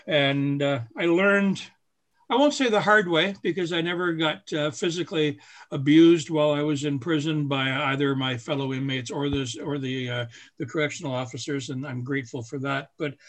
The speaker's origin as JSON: {"language": "English", "town": "Barrie", "region": "Ontario", "country": "Canada", "tie": "born or raised there", "also_born_or_lived": "Huntsville / Midland / Orangeville", "said": "I spent the first 12 years of my life in Barrie. Actually, I was born in Huntsville, and we moved from there when I was 3 weeks old, I'm told. I don't remember. I spent the first 12 years of my life in Barrie."}